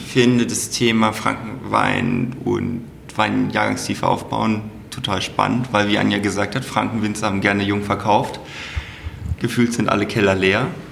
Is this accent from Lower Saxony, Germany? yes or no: yes; Hanover, Lower Saxony, Germany; moved away as an adult; also born or lived in Black Forest; now in Franconia, Germany; Ich bin gebürtiger Hannoveraner